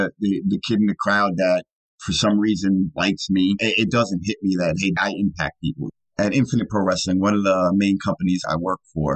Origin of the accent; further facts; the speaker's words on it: New York, United States; I grew up in New York